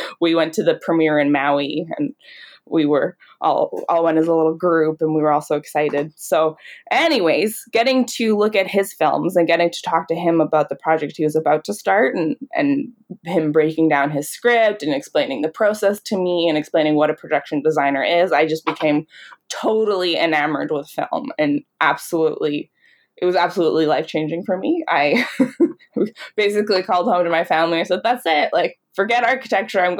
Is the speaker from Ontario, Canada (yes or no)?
no; Calgary, Alberta, Canada; I grew up in Calgary, Alberta